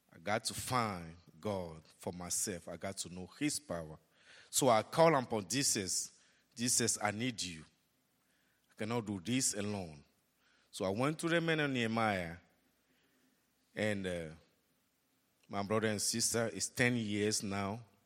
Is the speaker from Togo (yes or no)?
yes; Togo; moved away as an adult; now in Dallas, United States; Togo, Africa, my hometown